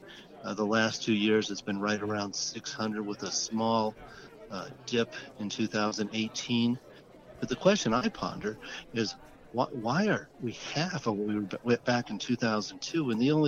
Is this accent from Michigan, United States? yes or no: no; Colorado, United States; I'm from Colorado.